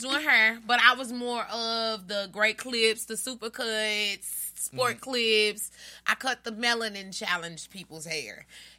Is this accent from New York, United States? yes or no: no; St. Louis, Missouri, United States; moved away as an adult; also born or lived in Houston; And I was in Houston then, and I came back to St. Louis because St. Louis is my hometown.